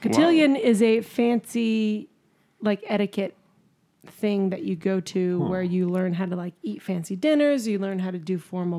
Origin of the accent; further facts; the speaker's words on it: Colorado, United States; moved away as an adult; also born or lived in Redding, California; I grew up in Colorado, so I went to private church school for high school. And then I went to private church college in Redding, California.